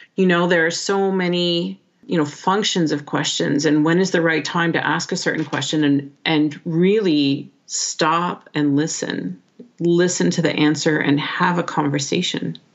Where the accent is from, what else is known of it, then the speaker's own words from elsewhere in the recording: Canada; first language English; moved away; proud to be Canadian, and happy that uh, I'm an English speaker